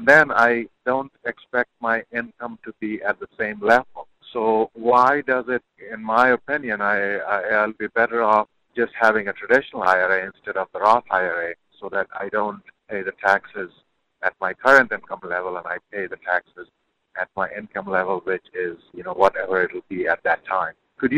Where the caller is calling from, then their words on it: North Carolina, United States; I'm calling from North Carolina.